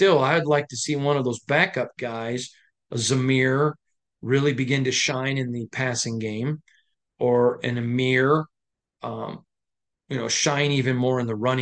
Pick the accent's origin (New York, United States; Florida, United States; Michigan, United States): Michigan, United States; now in Las Vegas, United States; I'm from Michigan. And so when you're born in Michigan, there are a lot of good things about being born in Michigan